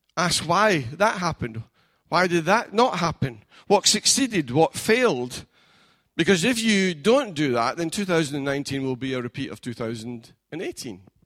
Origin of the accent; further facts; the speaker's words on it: Scotland, United Kingdom; now in England, United Kingdom; I'm a foreigner in this land, being England and being Scottish